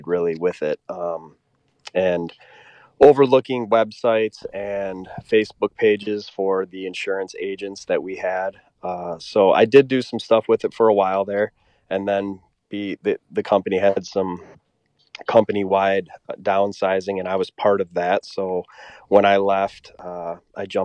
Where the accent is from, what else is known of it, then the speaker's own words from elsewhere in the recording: just south of Madison, South Central Wisconsin, United States; also born or lived in Stevens Point, Wisconsin; I'm from South Central Wisconsin, just south of Madison. I was born and raised here.